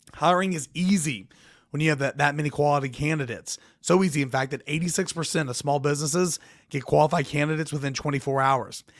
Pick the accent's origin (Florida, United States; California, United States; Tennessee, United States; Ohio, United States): Tennessee, United States; Jefferson County; I'm from Jeff County